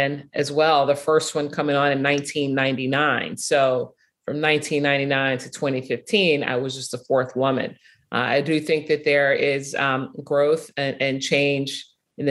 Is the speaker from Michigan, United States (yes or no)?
no; Chicago, Illinois, United States; I'm from Chicago, grew up watching Northwestern